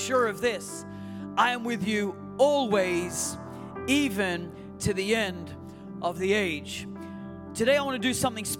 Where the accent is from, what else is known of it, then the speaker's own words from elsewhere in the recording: Newcastle, New South Wales, Australia; moved away as an adult; now in United States; Being an Aussie, coming from Newcastle